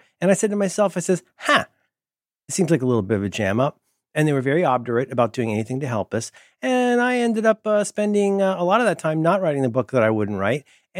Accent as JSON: {"language": "English", "town": "Philadelphia", "region": "Pennsylvania", "country": "United States", "said": "I'm not angry. I'm from Philly."}